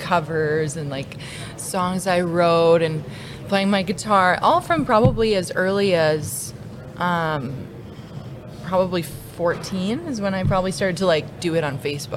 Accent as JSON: {"language": "English", "town": "Lloydminster", "country": "Canada", "tie": "born or raised there", "said": "So I grew up in Lloydminster, born and raised."}